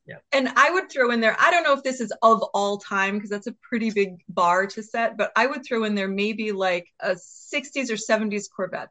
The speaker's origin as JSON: {"language": "English", "area": "outside of Detroit", "region": "Michigan", "country": "United States", "tie": "born or raised there", "said": "I grew up outside of Detroit. Both of my grandfathers were in the automotive industry, worked for General Motors and for spark plugs."}